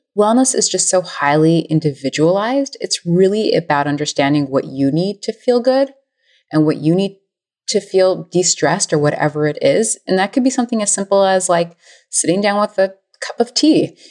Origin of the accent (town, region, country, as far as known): United States